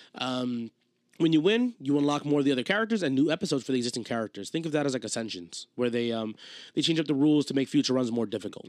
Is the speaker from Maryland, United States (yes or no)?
no; New Jersey, United States; we're from New Jersey